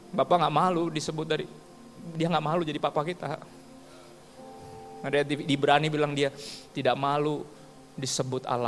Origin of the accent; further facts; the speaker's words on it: Ambon, Maluku, Indonesia; Gue juga orang Ambon, gue ngerti.